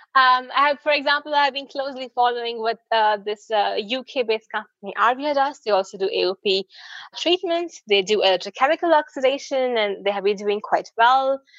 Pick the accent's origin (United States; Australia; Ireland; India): India; I'm from India